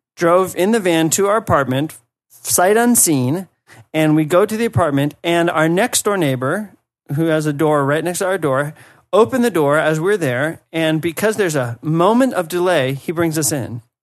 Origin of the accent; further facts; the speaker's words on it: United States; moved away; as an American